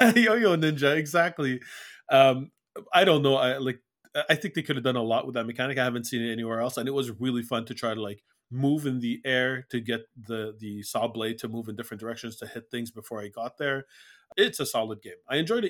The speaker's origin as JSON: {"language": "English", "country": "Iraq", "moved": "yes", "said": "I'm I'm from Iraq, but I've been living here for 30 years"}